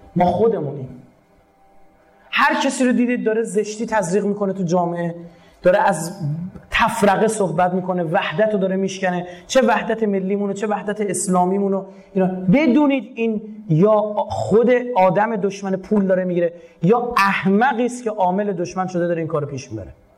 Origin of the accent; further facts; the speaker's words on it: Iran; به عنوان یک ایرانی به عنوان یک مسلمان